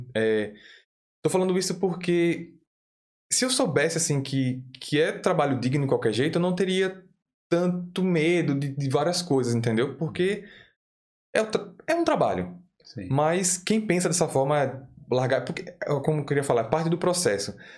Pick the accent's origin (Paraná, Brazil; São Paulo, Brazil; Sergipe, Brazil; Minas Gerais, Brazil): Sergipe, Brazil; Aracaju; moved away as an adult; now in Dublin, Ireland; eu sou de Aracaju, Sergipe